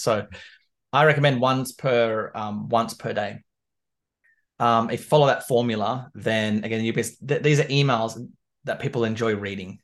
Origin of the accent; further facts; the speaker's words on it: Canberra, Australian Capital Territory, Australia; moved away as an adult; now in London, United Kingdom; I was born and raised in Canberra, which is the capital of Australia